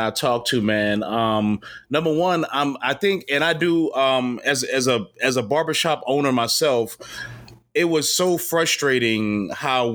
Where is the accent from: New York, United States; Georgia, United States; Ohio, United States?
New York, United States; New York City; I'm from Queens, New York